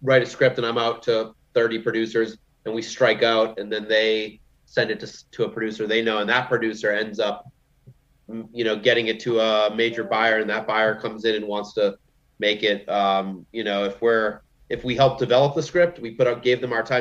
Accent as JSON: {"language": "English", "region": "Massachusetts", "country": "United States", "said": "I'm from Massachusetts"}